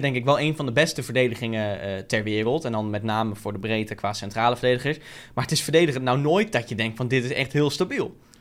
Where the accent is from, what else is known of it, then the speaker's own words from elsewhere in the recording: Netherlands; we zijn Nederlanders